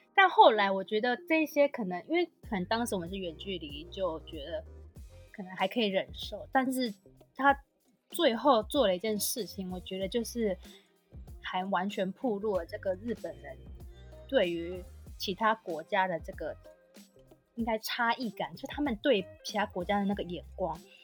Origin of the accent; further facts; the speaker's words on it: Taiwan; 我当然会以台湾人的个性，就是我们台湾人就是讲话不会比较直接